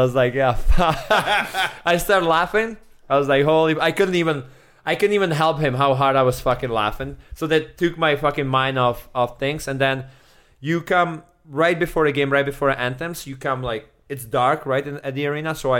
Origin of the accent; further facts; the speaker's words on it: Czechia; English is a second language; moved away as an adult; also born or lived in Edmonton, Canada / Calgary, Canada; I'm from Czech